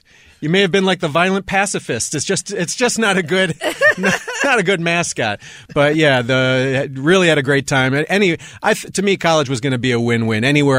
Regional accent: Milwaukee, Wisconsin, United States; But yeah, born and raised in Milwaukee, Wisconsin.

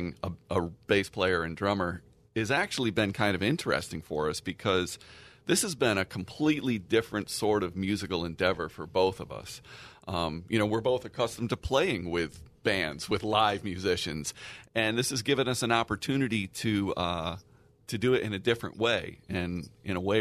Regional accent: Pittsfield, Massachusetts, United States; also born or lived in Tucson, Arizona; now in San Diego, United States; I'm from Pittsfield, Massachusetts, originally

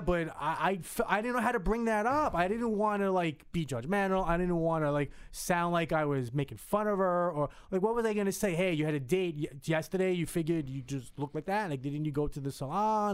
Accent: Hudson County, New Jersey, United States; I was from North Jersey. I was. I lived in Hudson County.

